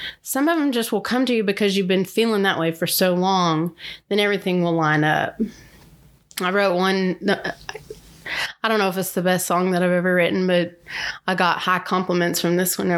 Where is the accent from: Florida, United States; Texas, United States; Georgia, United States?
Texas, United States; Garland; I grew up in Garland